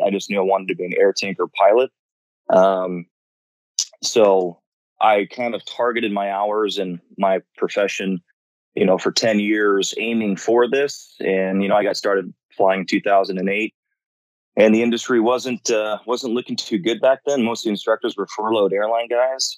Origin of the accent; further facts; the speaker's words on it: Rancho Cucamonga, California, United States; moved away; I'm from Rancho Cucamonga originally, which is at the base of uh, pretty much Big Bear and Cucamonga Peak in Southern California